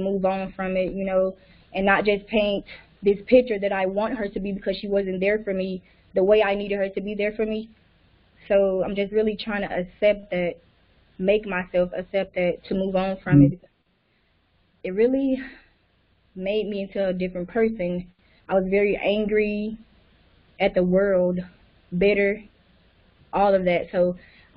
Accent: Alabama, United States; I'm 25 years old, and I'm from Alabama.

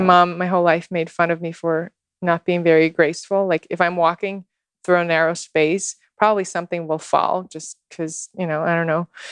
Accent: Moscow, Russia; born or raised there; English is a second language; moved away as an adult; also born or lived in Houston, Texas / New York

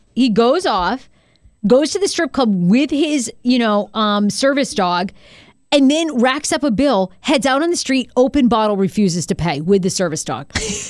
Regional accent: New England, United States; Welcome to growing up in New England. That's why you start smoking at like 14.

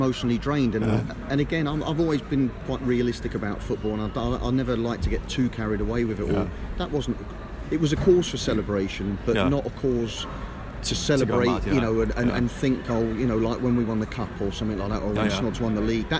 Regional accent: Wimbledon, London, United Kingdom; The game, when I look back at it, I was raised in Wimbledon.

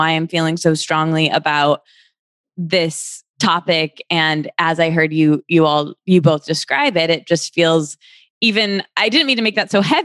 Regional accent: Michigan, United States; I'm from the Midwest. And where in the Midwest? I'm from Michigan.

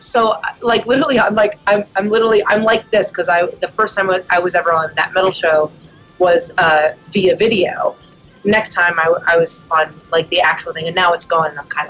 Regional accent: Pennsylvania, United States; moved away as an adult; now in Nashville, United States; We grew up in Pennsylvania

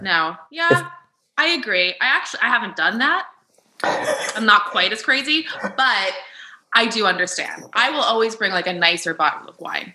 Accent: New Jersey, United States; moved away; also born or lived in New York City, United States; I grew up in New Jersey

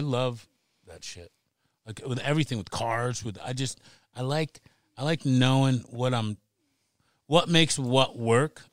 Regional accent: United States; now in Seattle, United States; I grew up on the Long Island Sound

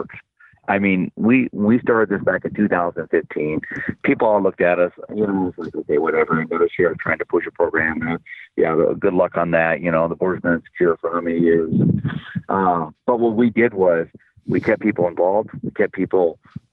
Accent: Iowa, United States; now in Cochise County, Arizona, United States; the county back in where I grew up in Iowa

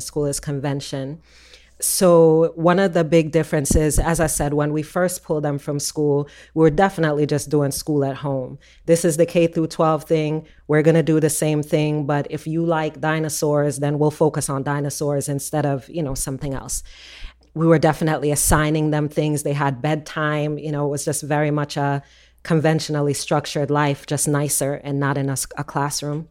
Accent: Jamaica; moved away; we're Jamaican

